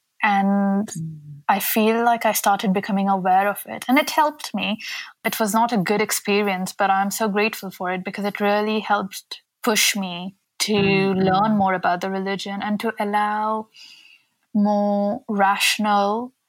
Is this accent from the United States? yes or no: no; India; even though I am Indian